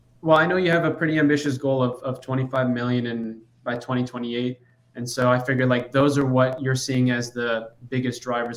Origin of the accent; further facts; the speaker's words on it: Chicago, Illinois, United States; So my parents came from Iran, and I was born in Chicago.